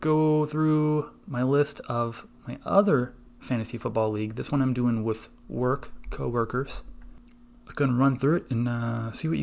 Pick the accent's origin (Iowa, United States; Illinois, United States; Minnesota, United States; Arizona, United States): Iowa, United States; I'm from Iowa